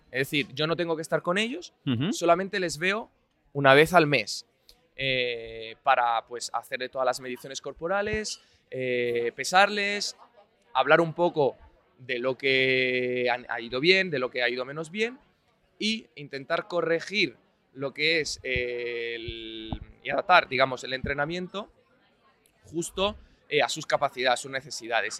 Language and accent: Spanish; Italy; now in Madrid, Spain; yo soy un filólogo italiano